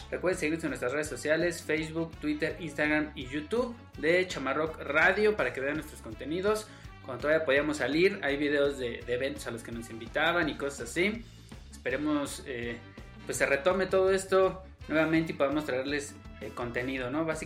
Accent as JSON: {"language": "Spanish", "region": "Buenos Aires", "country": "Argentina", "said": "Sí, soy de Buenos Aires."}